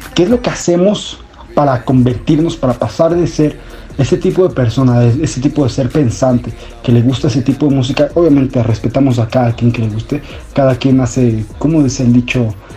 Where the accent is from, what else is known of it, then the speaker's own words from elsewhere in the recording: Mexico; nosotros como mexicanos